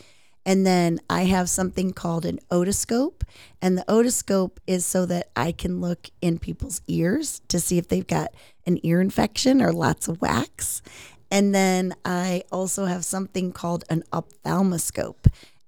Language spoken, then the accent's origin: English; Aurora, United States; But I grew up in Aurora, which isn't too far from where you live or I live.